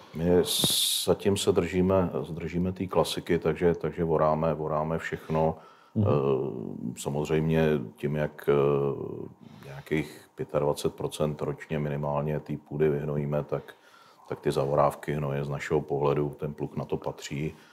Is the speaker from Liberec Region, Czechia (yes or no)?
no; Vysočina Region, Czechia; nás na Vysočině